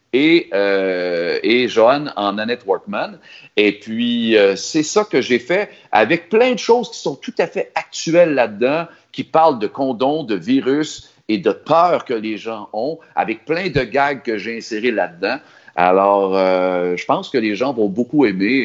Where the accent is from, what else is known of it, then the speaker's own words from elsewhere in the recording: Sorel-Tracy, Quebec, Canada; je suis de Sorel